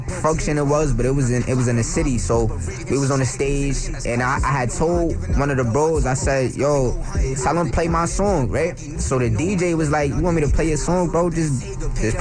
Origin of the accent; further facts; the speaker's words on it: New York City, New York, United States; I'm from Brooklyn, I'm from New York